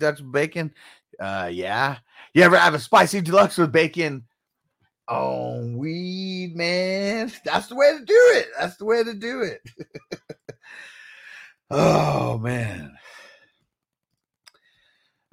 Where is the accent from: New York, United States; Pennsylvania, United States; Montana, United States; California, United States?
California, United States; San Diego; now in Las Vegas, United States; I'm originally from San Diego, but now we're living in Vegas, living it up in Vegas